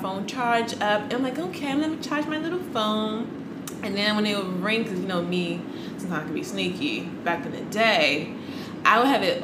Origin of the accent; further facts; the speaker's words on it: Maryland, United States; also born or lived in Washington, D.C.; I always lived on the borderline of DC and Maryland.